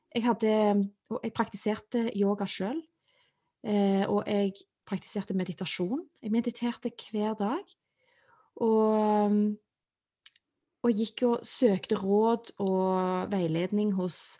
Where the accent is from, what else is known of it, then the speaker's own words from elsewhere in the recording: Stavanger, Rogaland, Norway; Jeg er født og oppvokst i Stavanger